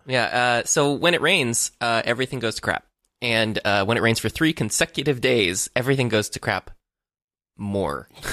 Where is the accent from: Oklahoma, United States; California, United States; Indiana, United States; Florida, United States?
Florida, United States; now in Los Angeles, United States; I am from Florida